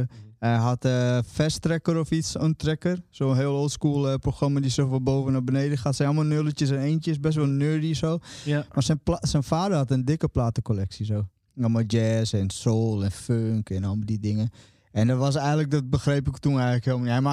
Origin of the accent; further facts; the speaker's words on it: Friesland, Netherlands; also born or lived in Brazil; ik kwam als kind uit Brazilië eh, in eh, Nederland. En in Friesland kwam ik terecht.